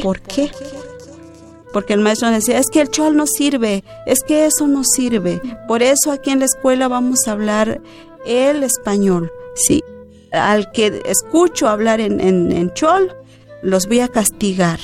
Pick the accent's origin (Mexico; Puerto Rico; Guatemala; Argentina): Mexico; Ch'ol people, Chiapas; first language Ch'ol; Spanish is a second language; Yo crecí con la palabra de los chaño. Mis padres hablan únicamente la palabra Chan no hablan el español